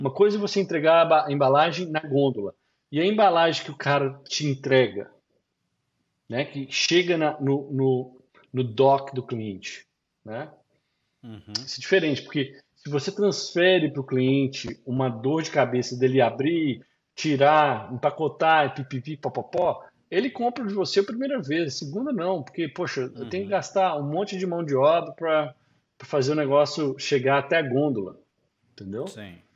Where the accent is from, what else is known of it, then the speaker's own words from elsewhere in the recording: Brazil; moved away as an adult; now in United States; igual o pessoal fala na minha terra